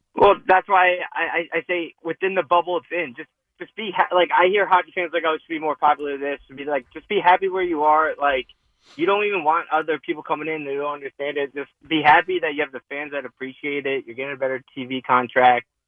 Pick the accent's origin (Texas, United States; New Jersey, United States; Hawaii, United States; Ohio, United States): New Jersey, United States; I grew up in North Jersey